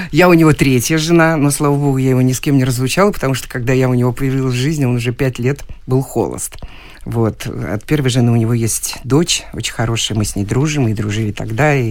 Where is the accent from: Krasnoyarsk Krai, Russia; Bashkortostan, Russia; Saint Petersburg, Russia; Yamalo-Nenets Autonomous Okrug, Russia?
Saint Petersburg, Russia; Ну, вообще я коренная ленинградка.